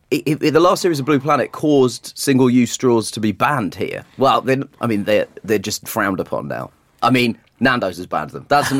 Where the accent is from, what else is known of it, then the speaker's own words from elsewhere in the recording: Croydon, London, United Kingdom; I grew up in Croydon, which is a shithole